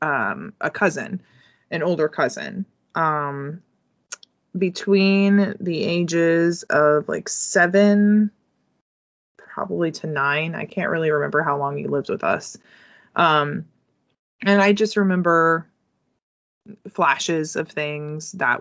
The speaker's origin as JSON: {"language": "English", "country": "United States", "tie": "born or raised there", "said": "our history as women growing up in the United States"}